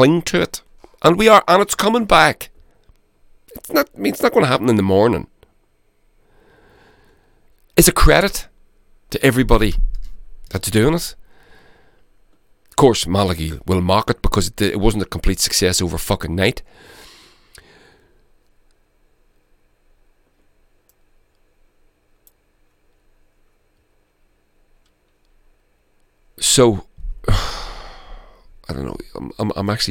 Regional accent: Ireland; now in Scotland, United Kingdom

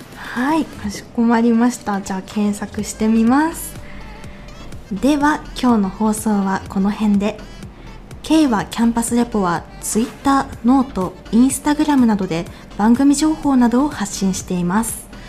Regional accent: Seirō, Niigata, Japan; 私神田の聖籠町出身なんですけれども

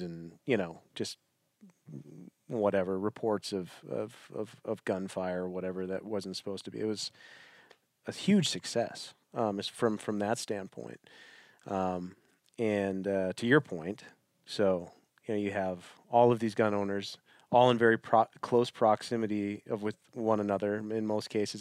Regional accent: Wisconsin, United States; I'm from Wisconsin

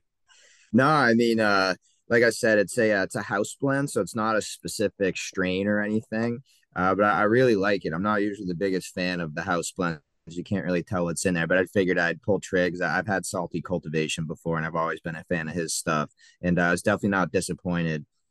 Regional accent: south of Boston, Massachusetts, United States; I grew up, uh, right south of Boston in Massachusetts.

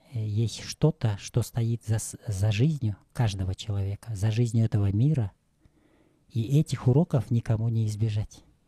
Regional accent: Talas, Talas Region, Kyrgyzstan; я родился 54 года назад – в Таласе

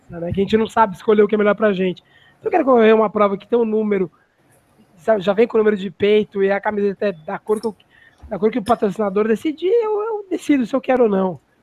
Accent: São Paulo, Brazil; eu sou de São Paulo

